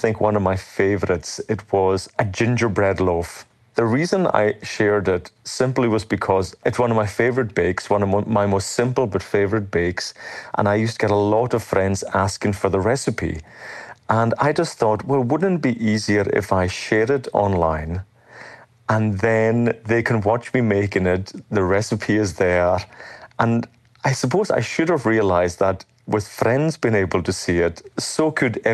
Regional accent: Isle of Lewis, Outer Hebrides, Scotland, United Kingdom; I'm from the village of Crumoir on the Isle

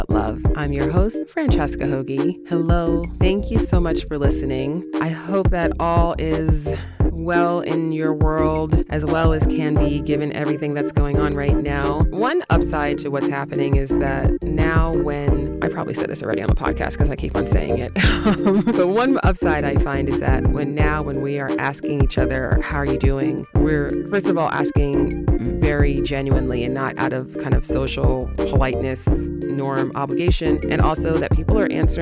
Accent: New York City, New York, United States; a fellow native New Yorker

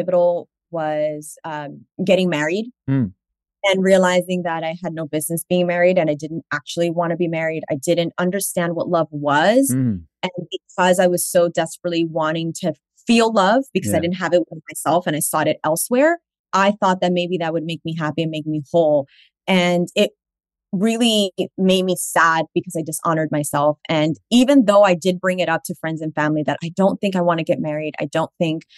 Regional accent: New York City, New York, United States; I'm from Washington Heights in the Bronx

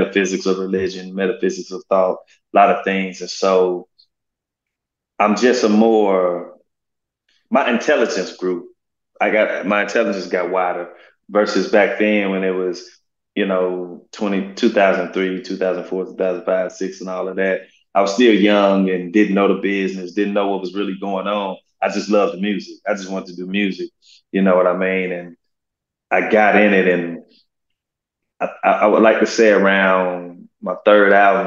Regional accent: St. Louis, Missouri, United States; also born or lived in North County, St. Louis; I grew up in the inner city on the north side of St. Louis, a place called Walnut Park

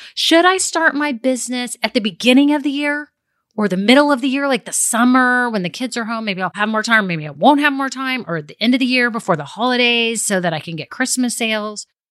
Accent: Texas, United States; I'm a girl from Texas

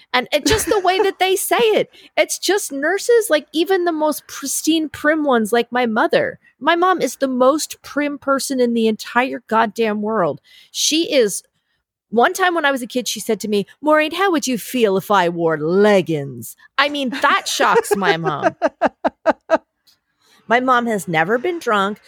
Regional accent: New York, United States; I'm a New Yorker

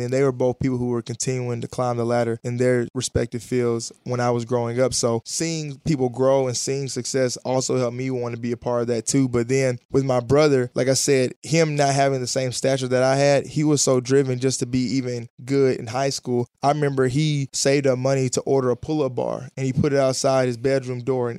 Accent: Huntsville, Alabama, United States; there were a lot of scouts there for college basketball growing up in Huntsville, Alabama.

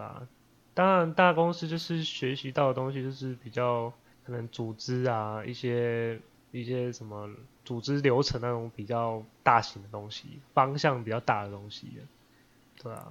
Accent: Taiwan; 出生在台湾

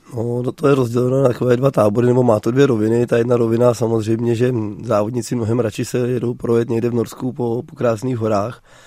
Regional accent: Jizera Mountains, Liberec Region, Czechia; který jsem z Jizerek

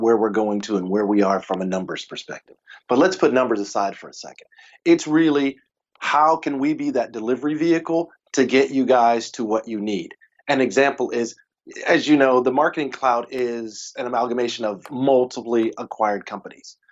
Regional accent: Texas, United States; I'm a Texan. We barbecue. That's what we do.

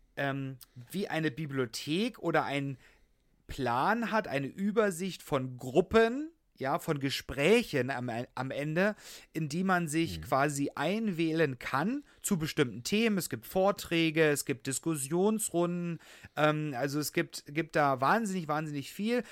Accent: Saxony, Germany; now in Berlin, Germany; ich komme ja gebürtig aus Sachsen, dass wir dort in Sachsen, bei meinen Eltern

